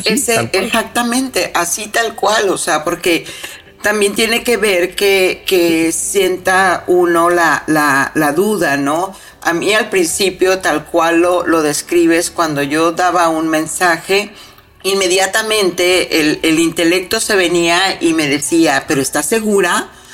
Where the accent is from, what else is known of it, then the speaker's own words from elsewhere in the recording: Mexico; soy mexicana